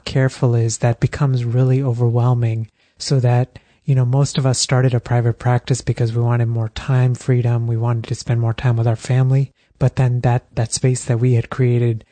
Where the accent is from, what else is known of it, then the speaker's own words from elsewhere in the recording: Texas, United States; also born or lived in India; now in Philadelphia, United States; I was born in India, but then grew up in Texas